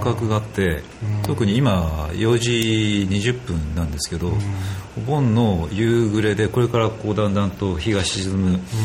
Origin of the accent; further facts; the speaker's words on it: Kunisaki Peninsula, Oita, Japan; 自分の生まれたその国東半島